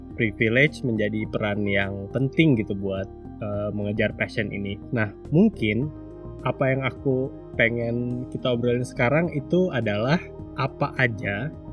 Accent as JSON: {"language": "Indonesian", "town": "Sanggau", "region": "West Kalimantan", "country": "Indonesia", "tie": "born or raised there", "moved": "yes", "said": "aku balik-balik lagi ke Sanggau ya hmm. kota asalku"}